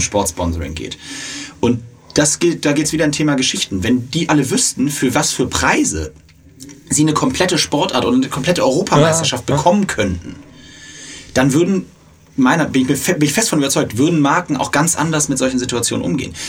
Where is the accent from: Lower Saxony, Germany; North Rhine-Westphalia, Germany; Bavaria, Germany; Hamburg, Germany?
Hamburg, Germany; für mich zugegebenermaßen als Hamburger